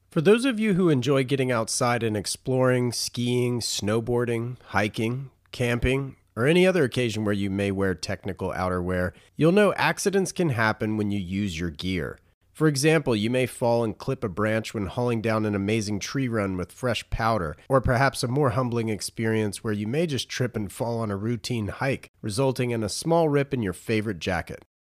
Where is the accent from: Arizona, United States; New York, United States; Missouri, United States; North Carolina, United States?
North Carolina, United States; moved away as an adult; also born or lived in Raleigh; now in California, United States; I was born and raised in North